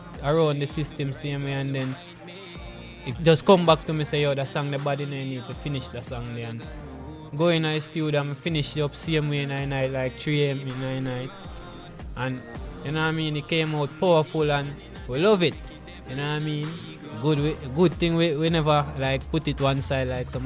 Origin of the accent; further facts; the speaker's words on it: Montego Bay, Saint James, Jamaica; born and raised in Montego Bay, you know, originally from Granville, but now located in the Lilliput area.